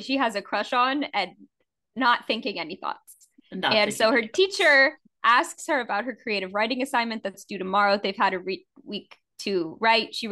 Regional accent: New Orleans, Louisiana, United States; now in Hawaii, United States; I grew up in New Orleans, so I was used to very warm Christmases.

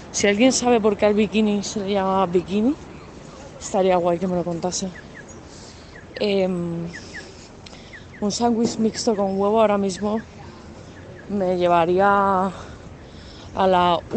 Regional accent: Cantabria, Spain; born there; Tampoco soy cántabra, nací en Cantabria, pero no soy cántabra, tampoco soy madrileña.

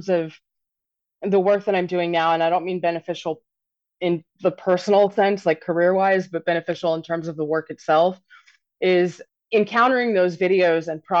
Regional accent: Wichita, Kansas, United States; I grew up in Wichita, Kansas, basically at the height of what's been called the abortion wars

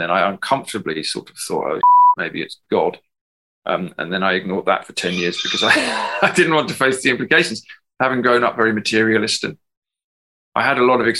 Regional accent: England, United Kingdom; moved away as an adult; now in Ireland; I'm English

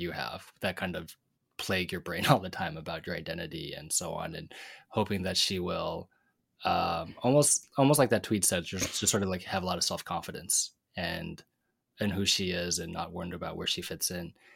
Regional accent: Pacific Northwest, United States; Tam and me growing up in the Pacific Northwest

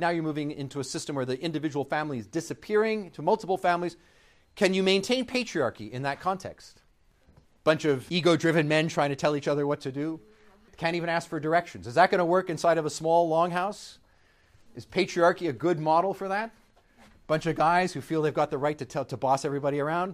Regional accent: Canada; I'm Canadian

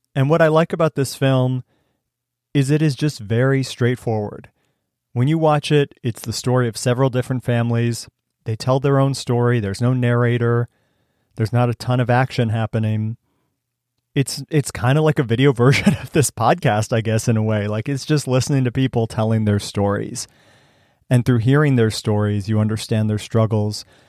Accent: Cleveland, Ohio, United States; moved away as an adult; also born or lived in Missouri; I grew up outside of Cleveland, Ohio

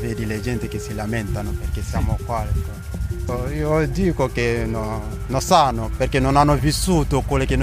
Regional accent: Côte d’Ivoire; Italian is a second language; moved away as an adult; also born or lived in Libya; now in Lunigiana, Italy; vengo dalla Costa d'Avorio, ho 25 anni.

